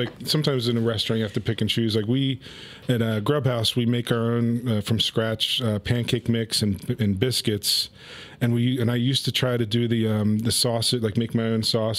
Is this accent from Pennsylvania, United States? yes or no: yes; Delaware County, Pennsylvania, United States; I grew up in Delco, Delaware County